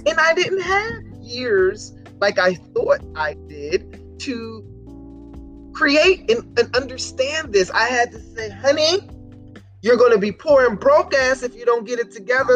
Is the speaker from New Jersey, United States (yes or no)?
yes; Camden, New Jersey, United States; that is where i was born and raised